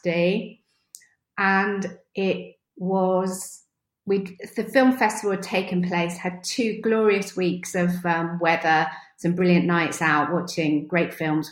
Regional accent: Redbourn, East of England, United Kingdom; I grew up in Redbourne

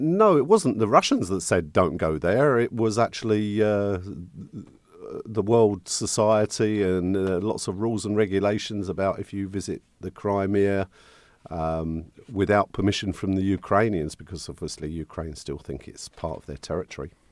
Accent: St Albans, East of England, United Kingdom; moved away; my hometown, Saint Albans.

